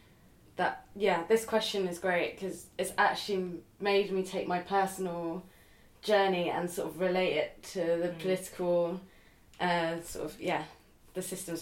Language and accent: English; London, United Kingdom; I was born in East London, bred in East London.